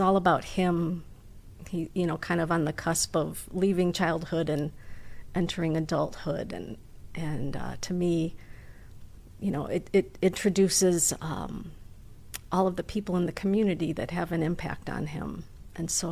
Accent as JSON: {"language": "English", "town": "Waukegan", "region": "Illinois", "country": "United States", "tie": "born or raised there", "said": "I'm originally from Waukegan, born and raised"}